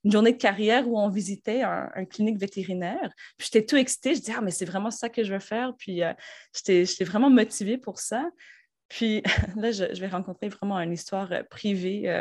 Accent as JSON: {"language": "French", "town": "Rosemère", "region": "Quebec", "country": "Canada", "tie": "born or raised there", "also_born_or_lived": "Australia", "said": "je viens de Montréal, ou en fait, euh, la rive nord de Montréal. Donc, j'ai grandi dans un genre de village qui s'appelle Rosemère. C'est juste au nord de Laval."}